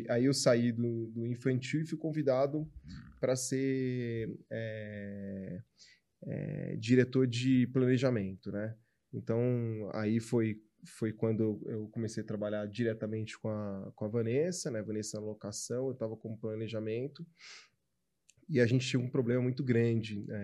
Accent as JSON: {"language": "Portuguese", "country": "China", "said": "ele tá pegando coisas que eu também, cara, eu como chinesa não, não como tanto"}